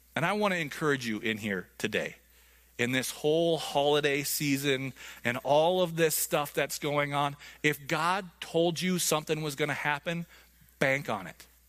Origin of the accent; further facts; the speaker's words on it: United States; I'm an American.